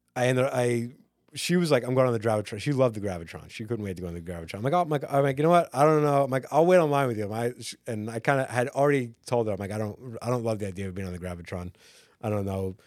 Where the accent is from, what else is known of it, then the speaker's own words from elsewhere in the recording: Long Island, New York, United States; growing up on Long Island